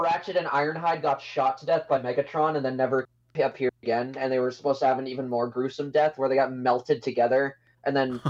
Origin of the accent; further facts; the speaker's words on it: Canada; I'm Canadian, born and raised